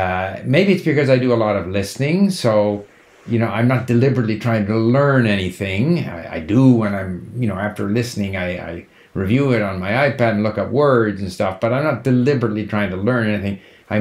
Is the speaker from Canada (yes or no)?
yes; Canada; accent: Canadian; I think my Canadian accent is somewhat neutral, so it's probably easy for people to understand.